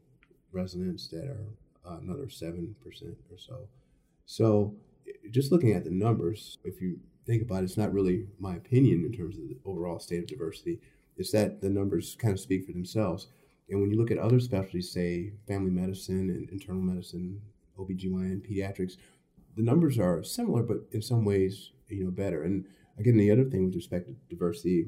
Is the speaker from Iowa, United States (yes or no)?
no; Chicago, Illinois, United States; also born or lived in Stanford / St. Louis; I was born in Chicago and grew up here.